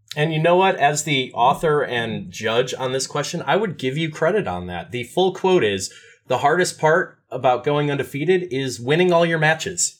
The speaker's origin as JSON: {"language": "English", "region": "Midwest", "country": "United States", "said": "as a Midwesterner"}